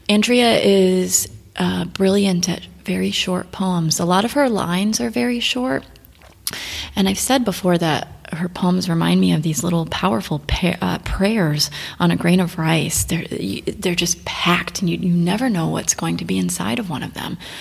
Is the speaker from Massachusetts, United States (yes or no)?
no; Florida, United States; moved away as an adult; now in Bucharest, Romania; growing up in Florida, you see space shuttles when they launch